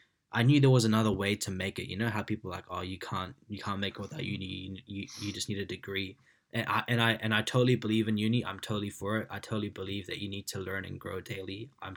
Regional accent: India; But now, man, I actually love our culture. Like, I love being Indian. I love our food, our music, the way we are.

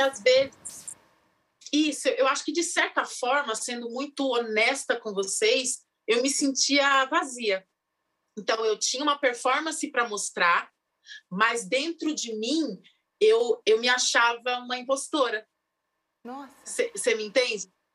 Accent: São Paulo, Brazil; Eu sou da ZL de São Paulo, de Itaquera, Coab 2

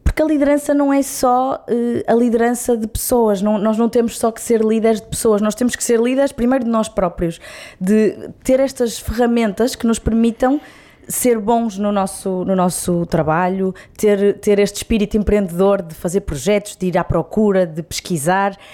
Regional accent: Braga, Norte, Portugal; Sou minhota, de gema, Boa. bracarense.

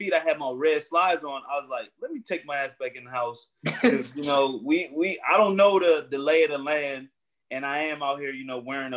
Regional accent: North Carolina, United States; I'm from North Carolina.

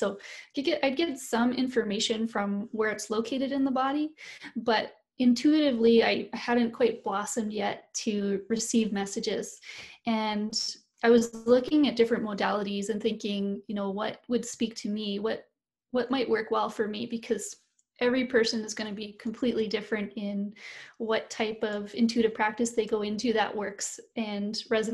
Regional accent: Canada; I'm a Canadian, but I'm not an Indigenous person here to Canada

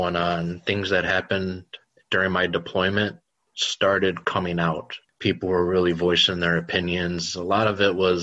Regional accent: Chicago, Illinois, United States; Born and raised in Chicago

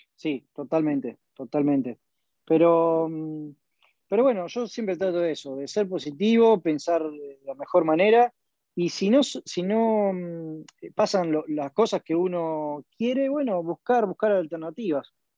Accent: Argentina

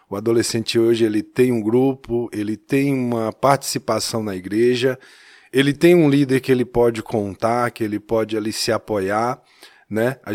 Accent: Taiobeiras, Minas Gerais, Brazil; now in São Paulo, Brazil; Sou adolescente. Não sou natural de São Paulo, eu sou mineiro.

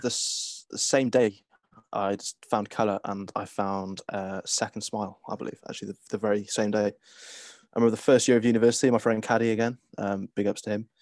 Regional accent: Cardiff, Wales, United Kingdom; growing up in Cardiff

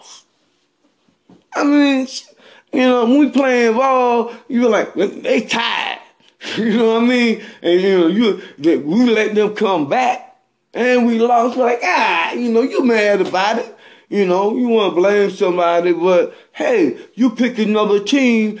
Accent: Bennettsville, South Carolina, United States; I'm from Bennettsville, South Carolina. Over there across the lake when I was growing up

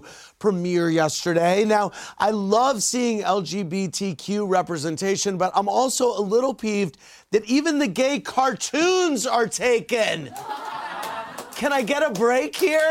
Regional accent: St. Louis, Missouri, United States; moved away; Growing up in St. Louis

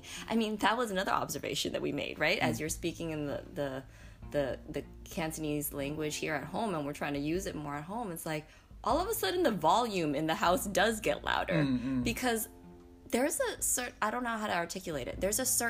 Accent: United States

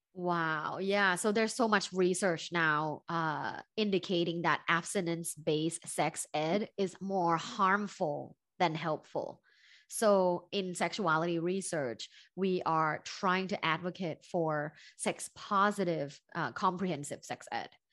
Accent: Bangkok, Thailand; moved away; I'm originally from Thailand, from Bangkok, Thailand

